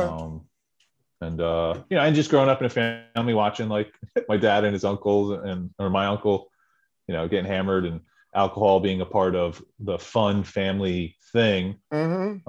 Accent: central New Jersey, United States; grew up in New Jersey, in okay. central central New Jersey.

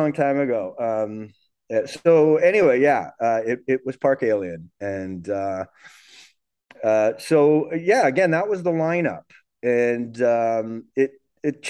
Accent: Canada; as a Canadian drummer, a young, you know, teenage Canadian drummer coming up

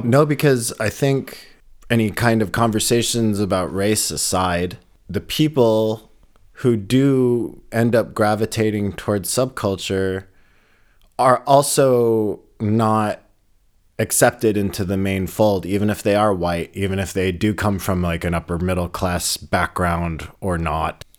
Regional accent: Boulder, Colorado, United States; now in Berlin, Germany; I grew up in Boulder, Colorado, and it was predominantly white

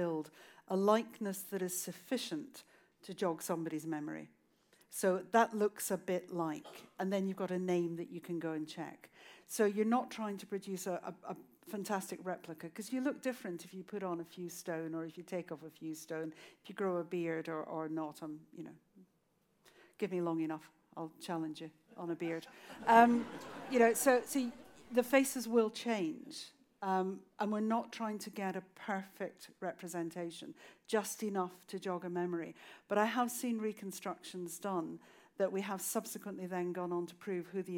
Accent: Scotland, United Kingdom; also born or lived in Inverness; I was in Inverness, which is in the Highlands of Scotland

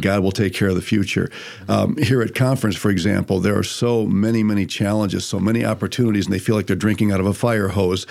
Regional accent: Toledo, Ohio, United States; I was born in Toledo, Ohio

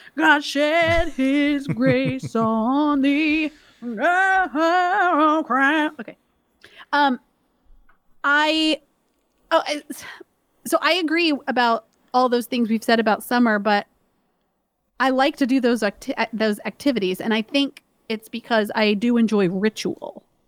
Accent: Georgia, United States; moved away; also born or lived in Maryland; we grew up in Georgia

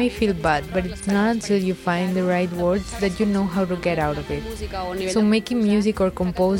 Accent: Sabadell, Catalonia, Spain; English is a second language; now in Barcelona, Spain

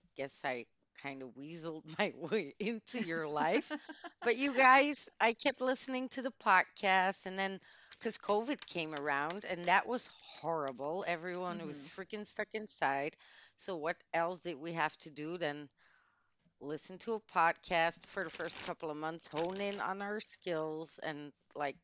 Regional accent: Antwerp, Flanders, Belgium; English is a second language; I was born in the City of Diamonds

